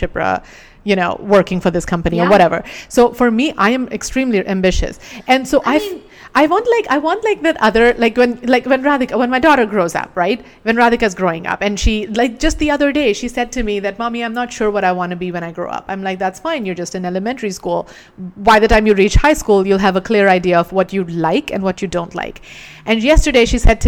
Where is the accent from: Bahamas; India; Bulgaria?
India; moved away; I grew up in India